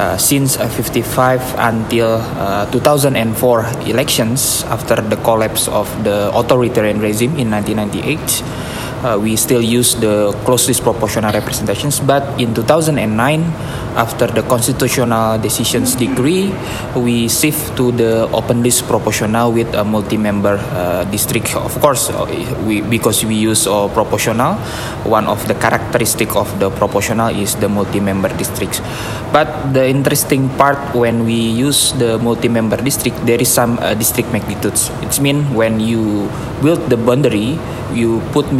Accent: Indonesia; I'm from Indonesia

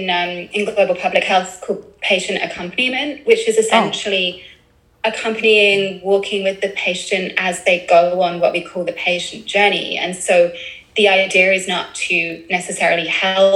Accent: United Kingdom; accent: British; my British accent

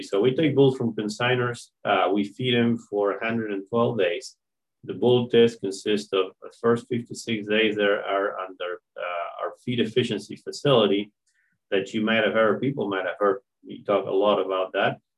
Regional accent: Argentina; moved away as an adult; now in Marianna, United States; I'm uh, originally from Argentina. I was uh, born and raised in a family that has strong ties to agriculture

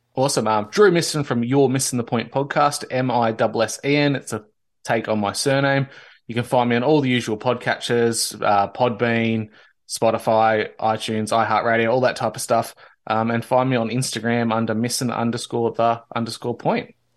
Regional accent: Victoria, Australia; the then British colony of Victoria, which is my home state

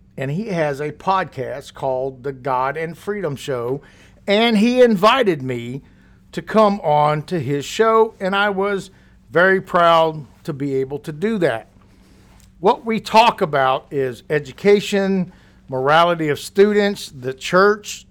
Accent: Louisiana, United States; moved away as an adult; also born or lived in Fayetteville, Arkansas; I grew up very poor in Louisiana

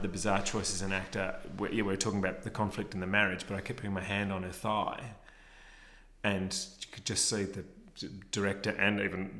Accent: Melbourne, Victoria, Australia; I'm from Melbourne

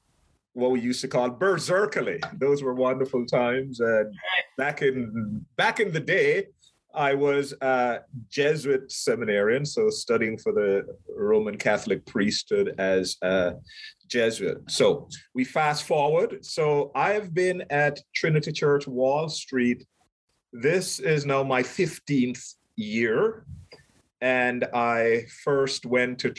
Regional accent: Jamaica; also born or lived in Brazil; now in West Cornwall, United States; I'm from Jamaica

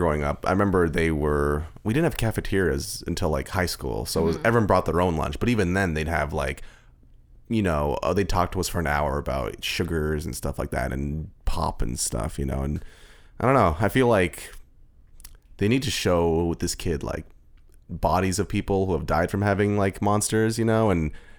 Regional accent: Sarnia, Ontario, Canada; I'm from Sarnia, actually.

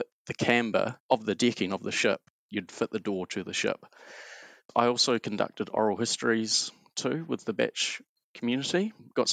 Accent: Auckland, New Zealand; Born and bred in Auckland and spent childhood going out fishing, diving, exploring the Hauraki Gulf

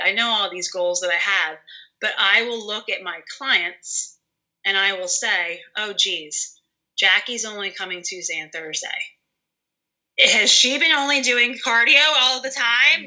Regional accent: Bucks County, Pennsylvania, United States; I am from Bucks County

